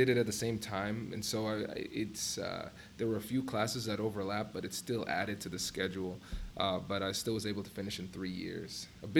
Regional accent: Tiffin, Ohio, United States; But so went through growing up in Tiffin, then came to OSU. I chose Ohio State because I wanted to get a school that had a population that was bigger than Tiffin

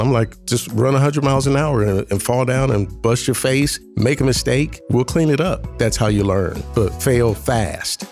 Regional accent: Columbus, Ohio, United States; also born or lived in Washington, D.C.; I'm from Columbus, born and raised in Columbus City Schools

